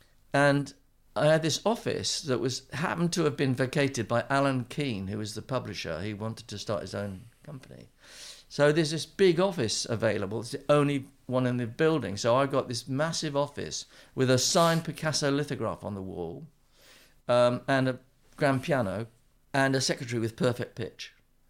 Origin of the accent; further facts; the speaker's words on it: Winchester, South East England, United Kingdom; also born or lived in Southampton / Bradford; I was born in Southampton.